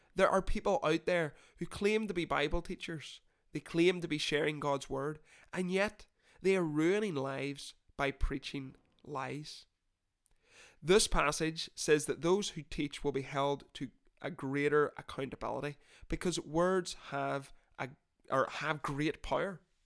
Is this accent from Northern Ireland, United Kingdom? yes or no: yes; Northern Ireland, United Kingdom; I'm not from Newcastle, sorry, quick note, from Northern Ireland.